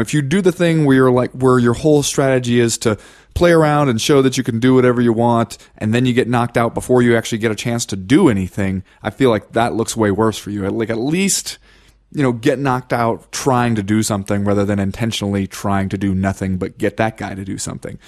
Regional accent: Cincinnati, Ohio, United States; I grew up in Cincinnati

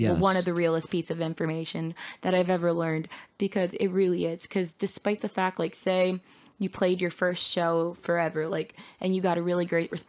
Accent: Ridley, Pennsylvania, United States; I'm from Ridley

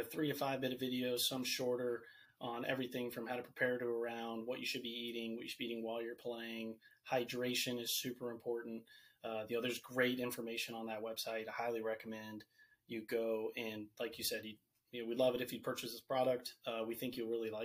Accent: Virginia, United States; I'm from Virginia.

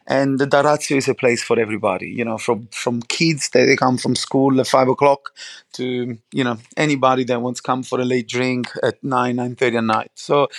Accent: Naples, Campania, Italy; Yeah, so I grew up obviously in Napoli, obviously outside the Naples, and I was lucky enough to have my both grandmas from two different parts of the Campania region, but still in the province of Napoli.

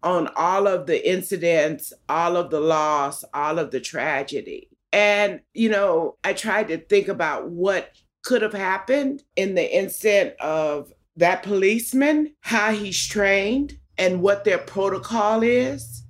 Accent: Los Angeles, California, United States; I was born in Los Angeles County, in East Los Angeles.

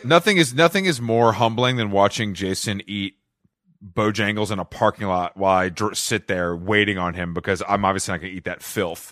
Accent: Atlanta, Georgia, United States; I am from Atlanta

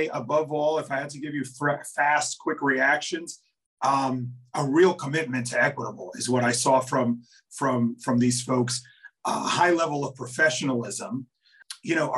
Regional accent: New York, United States; born and raised in New York and spent most of my career here, you know, in New York

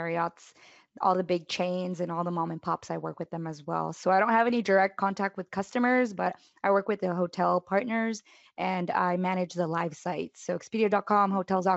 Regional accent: Dallas, Texas, United States; I'm from Dallas, Texas, born and raised in Texas

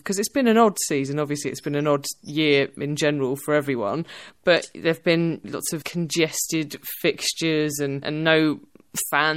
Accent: England, United Kingdom; I'm English

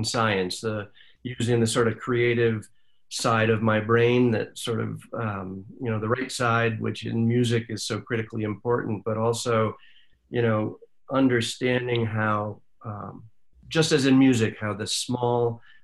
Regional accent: Jamestown, New York, United States; I grew up in a sleepy little town called Jamestown, New York, upstate New York

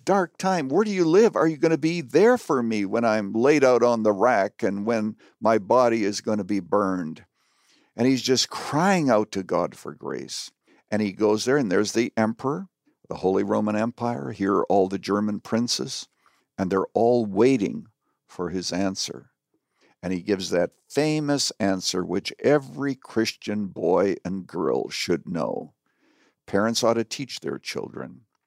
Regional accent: Canada; now in United States; I was born and raised in Canada, but I am an American citizen

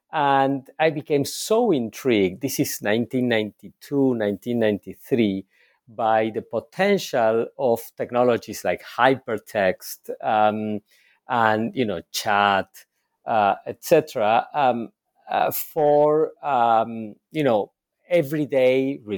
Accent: Argentina; So I was born and raised in Argentina, and I had a first professional career as a clinical psychologist.

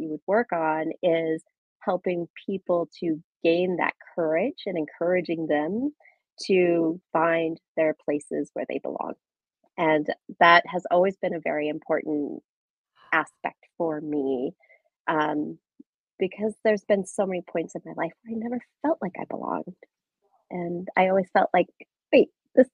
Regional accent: Nebraska, United States; moved away as an adult; I grew up in Nebraska, in a small town in the northeast part of Nebraska

